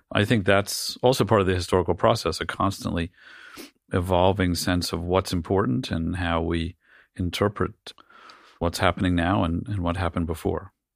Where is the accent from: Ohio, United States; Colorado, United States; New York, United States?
New York, United States; New York City; I grew up in a, like a c, comically cliched version of, uh, of, uh, Greenwich Village family